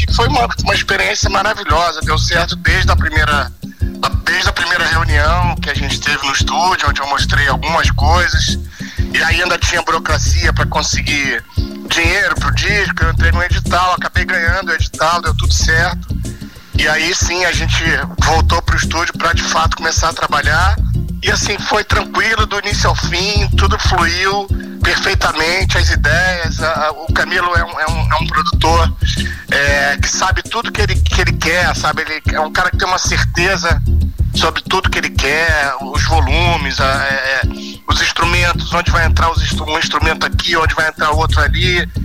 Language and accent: Portuguese; Brazil; moved away as an adult; now in Portugal; quando eu me mudei, quando eu saí do Brasil, né? Quando eu vim para cá